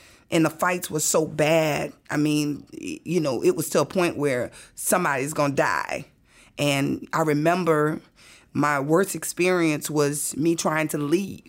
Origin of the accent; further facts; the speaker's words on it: New Orleans, Louisiana, United States; And I said, listen, I'm here from New Orleans.